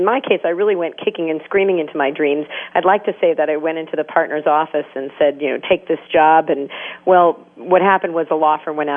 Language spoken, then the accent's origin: English; New York City, New York, United States; I'm from New York City